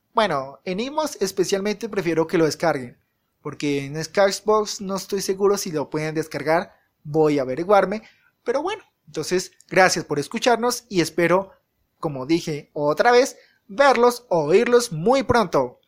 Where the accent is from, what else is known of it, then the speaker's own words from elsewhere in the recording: Colombia; en mi país, que vivo en Colombia